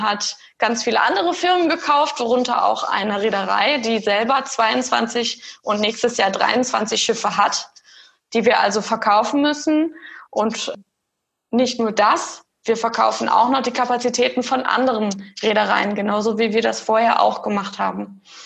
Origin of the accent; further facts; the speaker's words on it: Germany; moved away as an adult; also born or lived in Eindhoven, Netherlands; now in Netherlands; habe bis zu meinem, zu dieser Ausbildung in Deutschland gelebt, also bis zu meinem 18., 19. Lebensjahr